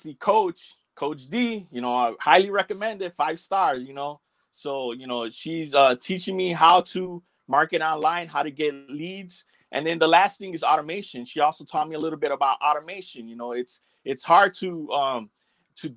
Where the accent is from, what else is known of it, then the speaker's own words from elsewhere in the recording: Chicago, Illinois, United States; That's where I grew up.